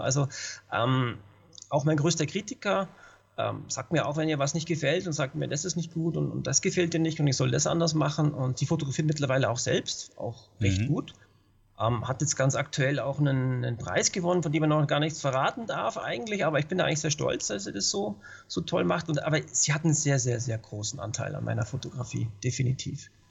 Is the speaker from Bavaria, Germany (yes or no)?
yes; Munich, Bavaria, Germany; now in Telfs, Austria; ich bin ja ursprünglich Münchner, bin hierher gezogen